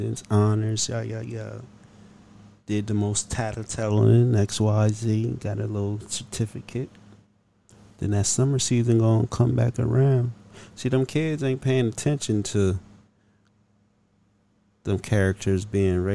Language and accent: English; Pennsylvania, United States; this is my home state, you know, not too far from where I live